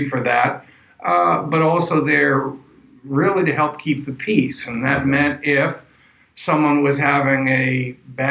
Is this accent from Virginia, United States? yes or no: no; Wellesley, Massachusetts, United States; moved away as an adult; also born or lived in Ohio; now in Brooklyn, United States; I grew up in Wellesley, Massachusetts